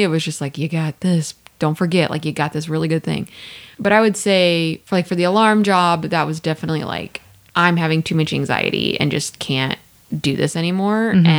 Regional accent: Midwest, United States; I'm from the Midwest. I know y'all be working 213 and out.

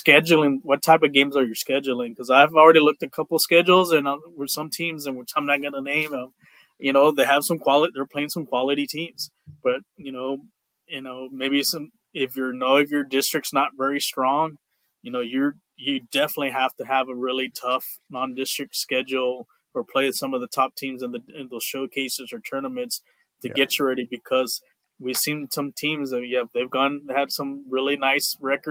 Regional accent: Doral, Texas, United States; now in San Antonio, United States; in my hometown, Doral

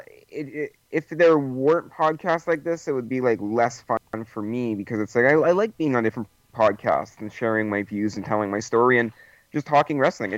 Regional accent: Winnipeg, Manitoba, Canada; I'm from Winnipeg. I don't know if you heard of it, but it's pretty far up north in Canada.

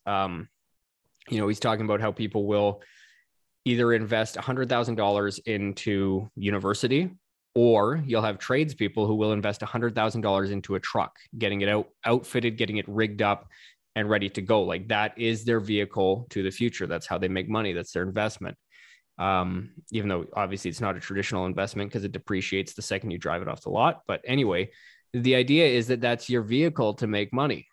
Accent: Canada; As a Canadian

